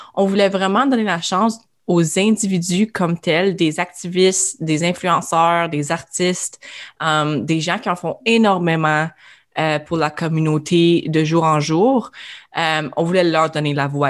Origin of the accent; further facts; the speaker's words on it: Iroquois Falls, Ontario, Canada; Je suis originaire d'Iroquois Falls, au nord de l'Ontario.